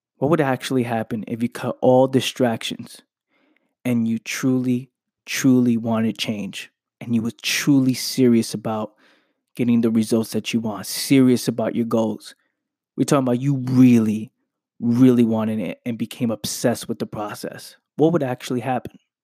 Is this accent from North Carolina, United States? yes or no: no; New York City, New York, United States; I'm from the Bronx. I grew up in the Bronx.